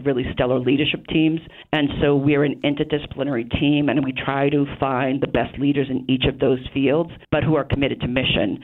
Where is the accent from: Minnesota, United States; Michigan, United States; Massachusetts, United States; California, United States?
Massachusetts, United States; Rockland; I grew up in the South Shore. I know the region really well. I grew up in Rockland